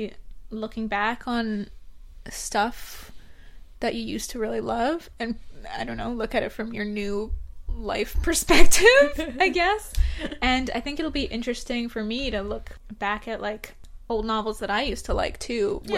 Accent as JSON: {"language": "English", "country": "Canada", "said": "We're Canadian"}